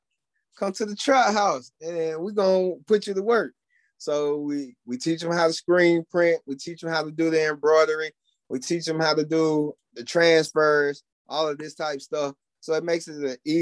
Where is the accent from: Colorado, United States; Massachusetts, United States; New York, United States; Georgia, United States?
Georgia, United States; College Park; from where I'm from College Park, Georgia, none of my people in my neighborhood grew up playing golf